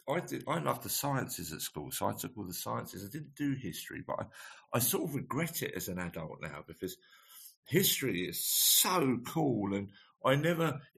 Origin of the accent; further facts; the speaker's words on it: Radlett, East of England, United Kingdom; also born or lived in St Albans; we grew up in Radlett. And I went to school in Radlett